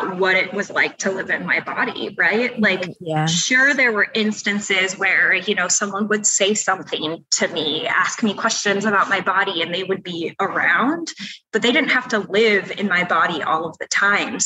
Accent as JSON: {"language": "English", "region": "Iowa", "country": "United States", "tie": "born or raised there", "said": "I grew up in a really, really small town"}